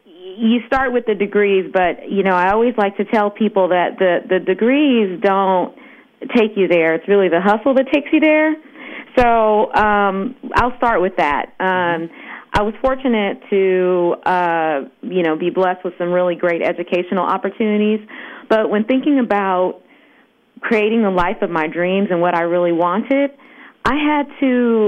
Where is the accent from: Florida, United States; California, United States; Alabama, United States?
California, United States; Los Angeles; growing up in Los Angeles, which is where I'm based, we have a thriving multicultural market here.